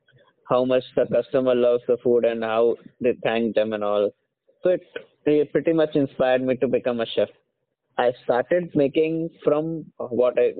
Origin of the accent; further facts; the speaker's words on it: Bareilly, Uttar Pradesh, India; moved away as an adult; now in Hyderabad, India; I belong to Uttar Pradesh. I belong to the city Bareilly